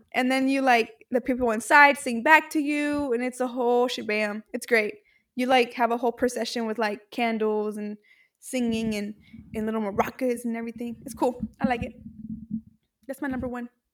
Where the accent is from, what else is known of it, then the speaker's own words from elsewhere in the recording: Mexico; I am from Mexico